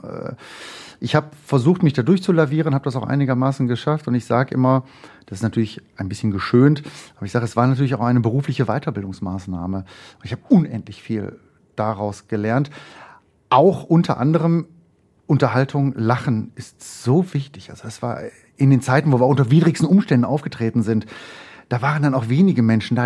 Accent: Mülheim an der Ruhr, North Rhine-Westphalia, Germany; also born or lived in Essen; aufgewachsen in Mülheim an der Ruhr, äh, Heißen

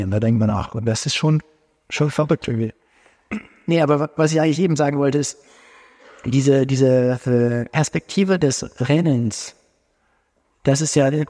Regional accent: Hamburg, Germany; Nee, das freut uns natürlich ganz besonders. Als Hamburger.

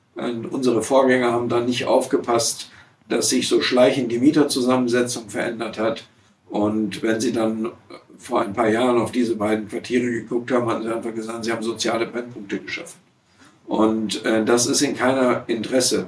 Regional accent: Essen, North Rhine-Westphalia, Germany; also born or lived in Siegen / Aachen / Gütersloh / Bochum; Ich bin ja in Essen-Kettwig aufgewachsen und wohne jetzt in Bochum-Stiepel.

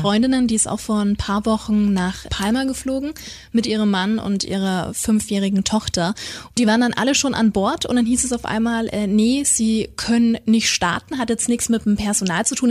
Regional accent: Nuremberg, Bavaria, Germany; hier in meiner Heimatstadt

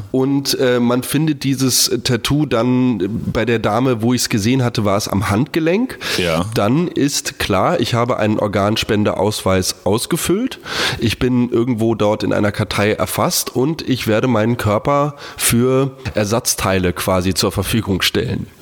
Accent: Hamburg, Germany; moved away; ist ja auch meine Geburtsstadt

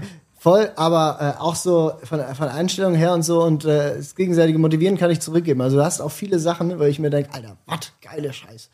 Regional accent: Basel, Basel-Stadt, Switzerland; ich komme für mich gesehen aus einer Stadt, aus ja. einer Großstadt, ganz, ganz groß. Basel, 160.000 Einwohner.

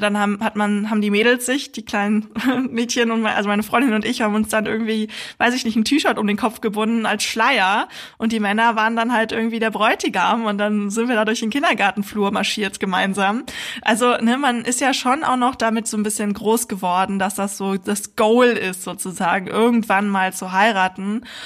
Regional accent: Germany; hier bei uns in Deutschland

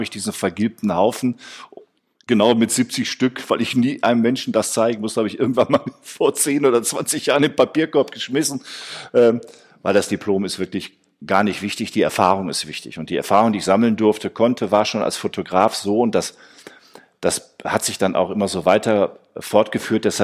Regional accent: Essen, North Rhine-Westphalia, Germany; now in Cologne, Germany; Ähm, ich bin nach Köln gekommen, weil Köln damals eine, ich komme aus Essen, muss ich sagen.

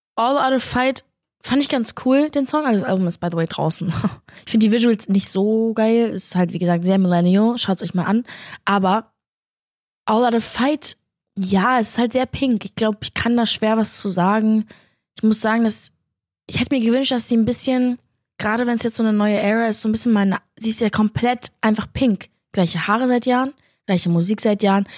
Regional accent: Berlin, Germany; Aber ich komme ja auch aus Berlin

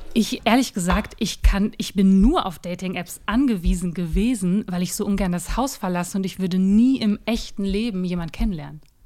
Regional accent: Ruhr area, North Rhine-Westphalia, Germany; now in Berlin, Germany; Ursprünglich komme ich aus dem Ruhrgebiet

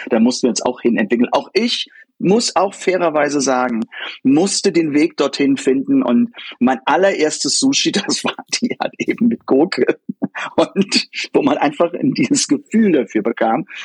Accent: Koblenz, Rhineland-Palatinate, Germany; also born or lived in United States; ich komme nur aus Koblenz

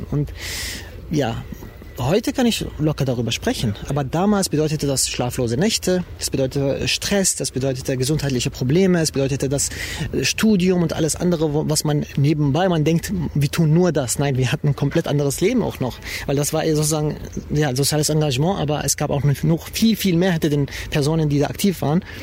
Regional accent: Germany; wir interpretieren uns als deutsche Muslime und nicht irgendwie als Iraner oder Türken oder arabische Muslime, sondern wirklich als deutsche Muslime.

